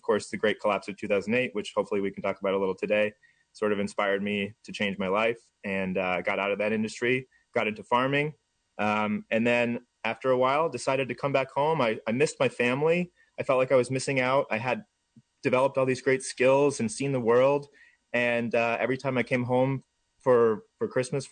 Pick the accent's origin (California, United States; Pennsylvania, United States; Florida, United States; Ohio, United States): Florida, United States; Jensen Beach; moved away as an adult; I grew up in Jensen Beach, I had a pretty idyllic childhood